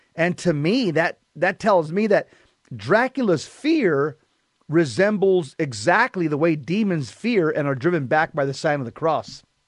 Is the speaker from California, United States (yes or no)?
yes; Southern California, United States; growing up in Southern California, and I was a cop out here for many years